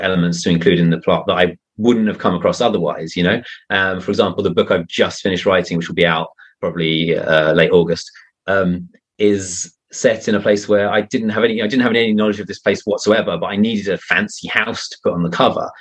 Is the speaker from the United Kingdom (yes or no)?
yes; United Kingdom; now in Spain; I live in Spain and I'm I'm British